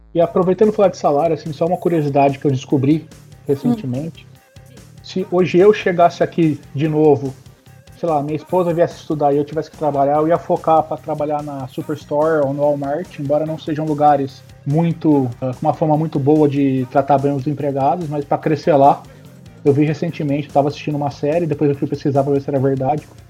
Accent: Campinas, São Paulo, Brazil; moved away as an adult; also born or lived in Vancouver; now in Edmonton, Canada; nasci em Campinas, que é uma cidade que hoje tem quase 3 milhões de habitantes

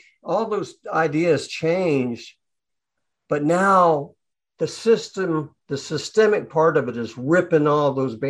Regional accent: Atlanta, Georgia, United States; I grew up in Atlanta, Georgia, which when I was a small kid was relatively racist.

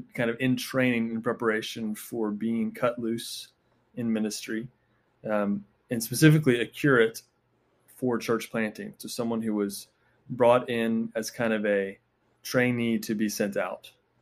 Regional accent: Charleston, South Carolina, United States; So I grew up in Charleston. I went to Furman for undergrad

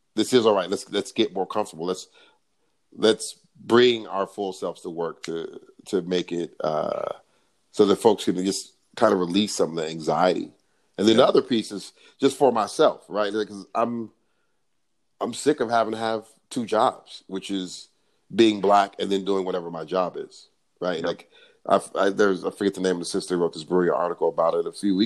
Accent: Los Angeles, California, United States; I grew up in South LA, with a single mom

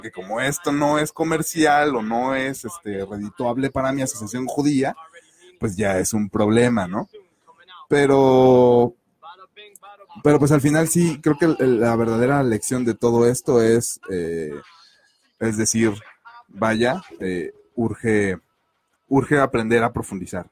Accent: Mexico; ni siendo mexicanos.

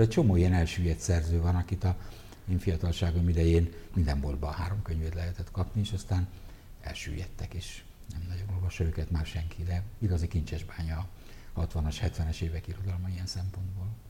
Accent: Budapest, Hungary; Zuglóban nőttem fel, Kertvárosba

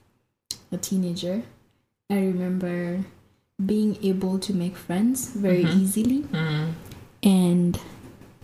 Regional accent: Nairobi, Kenya; growing up in Mukuru, another thing that helped was growing up in Kenya, we speak Sheng

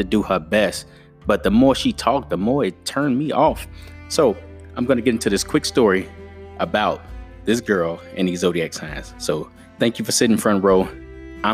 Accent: Chicago, Illinois, United States; I'm from Chicago.

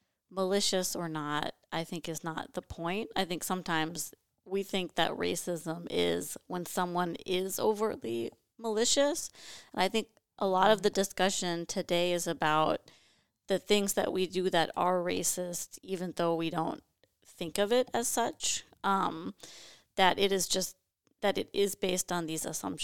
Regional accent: Duluth, Minnesota, United States; Duluth, Minnesota.

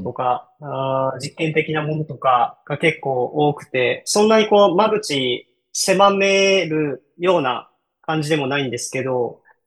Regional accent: Kyoto, Japan; 僕は京都 出身です

